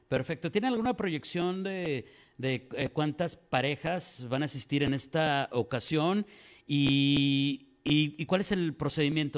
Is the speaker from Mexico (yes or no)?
yes; Mexico; como decimos en México